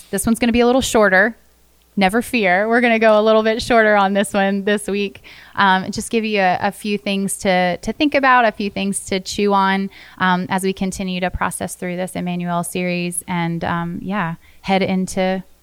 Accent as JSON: {"language": "English", "region": "Florida", "country": "United States", "tie": "born or raised there", "said": "Growing up in Florida"}